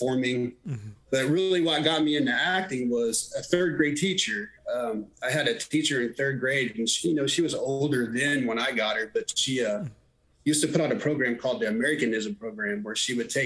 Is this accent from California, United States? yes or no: no; Oklahoma, United States; I'm from Oklahoma, born and raised here in Oklahoma